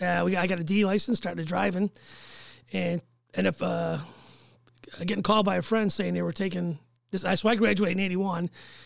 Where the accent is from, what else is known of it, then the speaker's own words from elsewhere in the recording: Chicago, Illinois, United States; I grew up on 50th and Union.